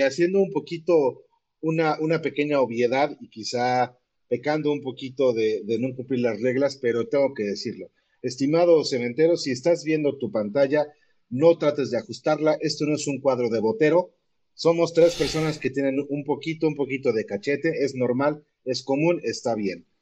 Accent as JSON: {"language": "Spanish", "region": "Puebla", "country": "Mexico", "tie": "born or raised there", "said": "Y me sentía orgulloso de ser poblano"}